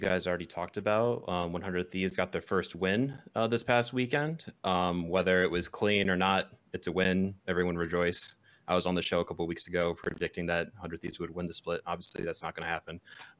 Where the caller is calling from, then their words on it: Grand Rapids, Michigan, United States; I'm calling from Michigan.